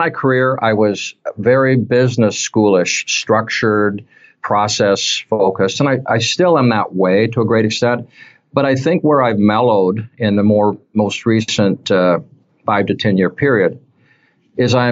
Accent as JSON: {"language": "English", "region": "Utah", "country": "United States", "tie": "born or raised there", "also_born_or_lived": "Washington State", "moved": "as an adult", "lives_now": "Michigan, United States", "said": "I was raised in Utah, spent my whole life there until the age of 32 when I moved up to Washington State"}